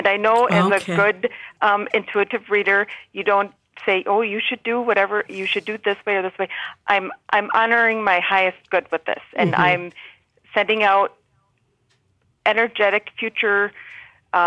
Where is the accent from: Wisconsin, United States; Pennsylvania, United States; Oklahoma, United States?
Wisconsin, United States; I'm from Wisconsin, and we call fountains bubblers